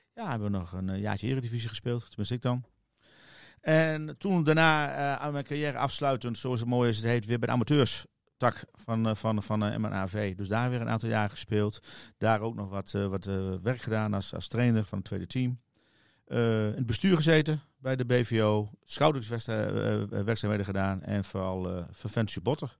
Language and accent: Dutch; Netherlands; ik ben Nederlander